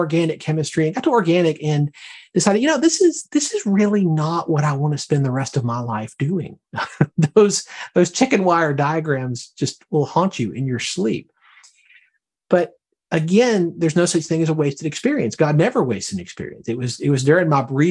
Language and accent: English; Birmingham, Alabama, United States; now in Herndon, Virginia, United States; I'm from Alabama originally, from Birmingham.